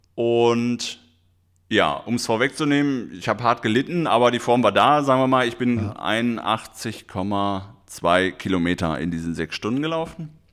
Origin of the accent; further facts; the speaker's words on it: Schermbeck, North Rhine-Westphalia, Germany; moved away; also born or lived in Bochum; ich komme ursprünglich aus Schermeck